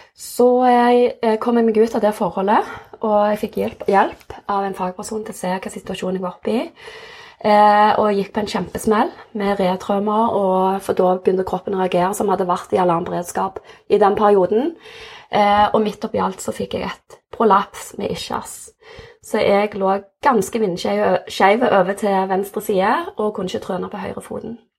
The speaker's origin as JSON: {"language": "Norwegian", "town": "Jørpeland", "region": "Rogaland", "country": "Norway", "tie": "born or raised there", "also_born_or_lived": "South Korea / Stavanger", "said": "jeg er oppvokst på Jørpeland, adoptert fra Sør-Korea, så jeg var åtte måneder da jeg kom til Norge. Og har vokst opp på Jørpeland"}